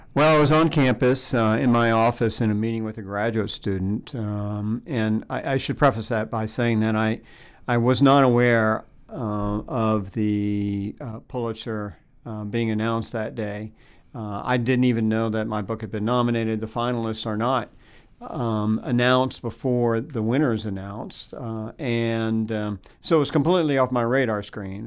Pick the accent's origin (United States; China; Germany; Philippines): United States; Tampa, Florida; growing up on Tampa Bay